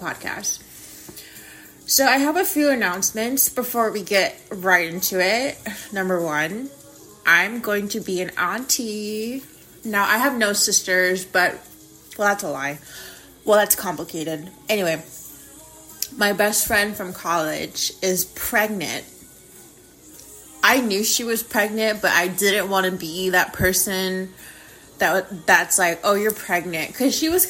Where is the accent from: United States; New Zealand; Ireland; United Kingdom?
United States; I'm fucking American